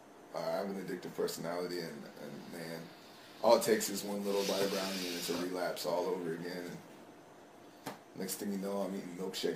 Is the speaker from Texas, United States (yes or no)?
yes; Texas, United States; I'm a Texas.